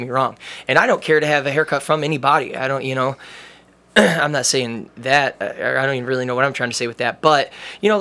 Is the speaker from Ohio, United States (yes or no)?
yes; Amherst, Ohio, United States; I was like, Amherst